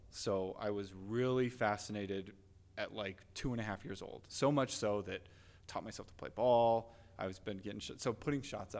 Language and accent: English; West Jordan, Utah, United States; also born or lived in California / East Coast; So grew up here in Utah, born and raised in West Jordan. Lived in West Jordan, did all of elementary school, middle school, high school, West Jordan.